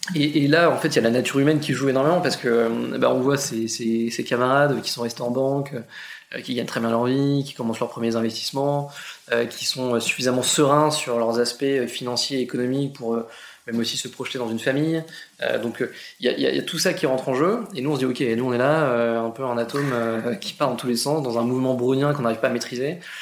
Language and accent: French; Argentan, Normandy, France; je suis normand, je viens d'Argentan, une petite ville euh, en Normandie, 15 000 habitants, dans l'Orne